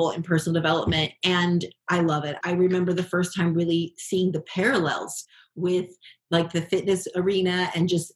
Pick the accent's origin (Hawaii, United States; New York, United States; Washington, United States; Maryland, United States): Hawaii, United States; growing up in Hawaii